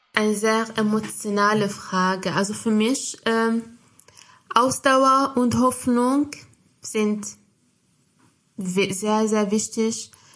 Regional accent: Morocco; German is a second language; moved away as an adult; now in Germany; in meinem Heimatland, also in marokkanischen, in meiner Muttersprache

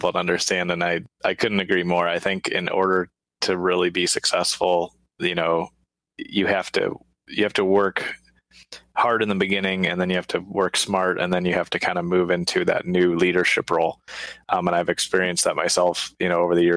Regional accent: United States; I was born in the States, you know, and grew up here

